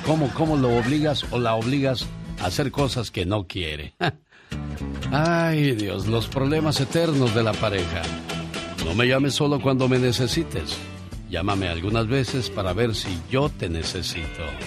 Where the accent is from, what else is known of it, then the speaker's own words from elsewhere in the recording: Guanajuato, Mexico; moved away; Un día salí de Guanajuato, pero Guanajuato nunca salió de mí.